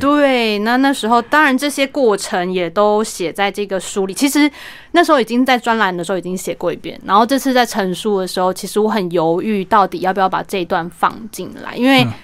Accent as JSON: {"language": "Chinese", "town": "Taipei", "country": "Taiwan", "tie": "born or raised there", "moved": "as an adult", "lives_now": "Xiaoliuqiu, Taiwan", "said": "其实我是台北长大，然后但是其实我的工作蛮多，还是在台北"}